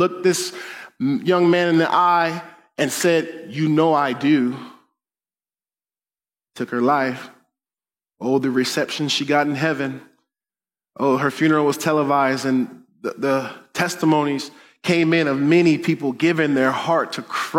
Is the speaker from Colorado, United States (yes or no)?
yes; Denver, Colorado, United States; I grew up in Denver